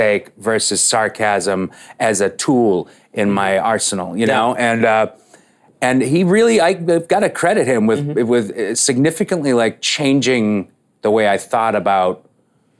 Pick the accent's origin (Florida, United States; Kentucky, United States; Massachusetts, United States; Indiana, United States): Massachusetts, United States; Boston; I grew up in Boston